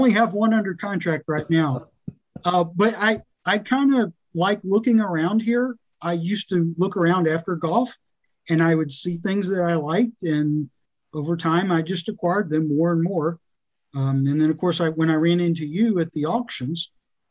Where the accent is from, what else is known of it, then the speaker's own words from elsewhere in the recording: South Louisiana, United States; also born or lived in Austin, Texas / Arkansas; now in Hot Springs Village, United States; I was born in Texas, raised in South Louisiana